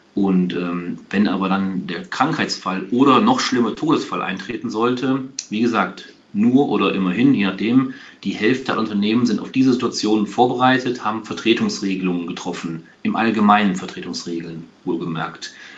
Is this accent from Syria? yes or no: no; Aachen, North Rhine-Westphalia, Germany; ich bin kein Kölner, ich komme aus Aachen